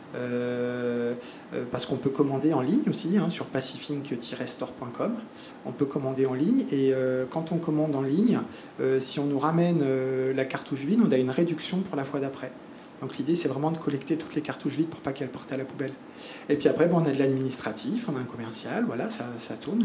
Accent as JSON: {"language": "French", "country": "France", "tie": "born or raised there", "also_born_or_lived": "Montpellier, France / Argentina", "moved": "as an adult", "lives_now": "French Polynesia", "said": "je suis né en France, hein, j'ai fait ma scolarité en France"}